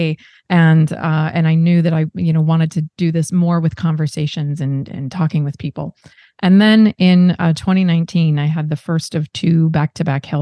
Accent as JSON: {"language": "English", "town": "Seattle", "region": "Washington", "country": "United States", "tie": "born or raised there", "also_born_or_lived": "Midwest", "moved": "yes", "lives_now": "San Diego, United States", "said": "I have Midwestern roots, but I was raised in the Northwest in Seattle, and then now I live in San Diego."}